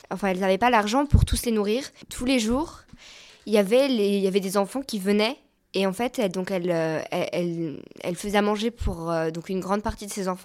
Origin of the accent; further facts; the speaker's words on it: Brittany, France; je suis originaire de Bretagne.